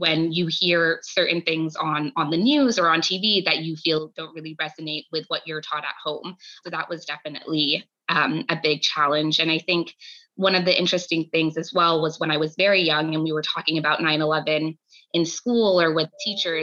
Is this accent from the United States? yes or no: yes; Orange County, California, United States; I grew up on the West Coast, so I was at my home in Orange County, California